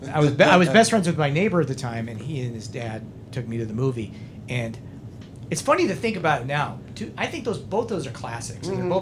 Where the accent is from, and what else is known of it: Schuyler, Nebraska, United States; born or raised there